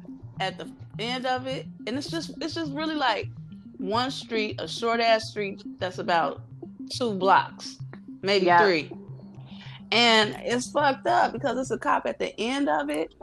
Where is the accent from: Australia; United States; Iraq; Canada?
United States; Chicago, Illinois; also born or lived in North Side, Chicago; So, I grew up on the South Side, so I am a South Side girl. Facts. Big facts. Moved to the North Side when I turned 12.